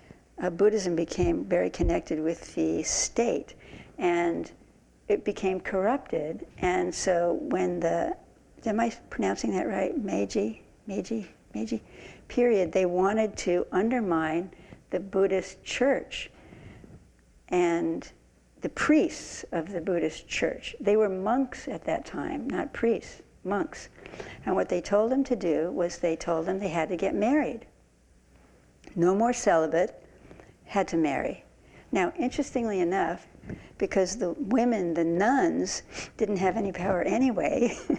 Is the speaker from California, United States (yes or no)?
yes; San Francisco, California, United States; I grew up in San Francisco Zen Center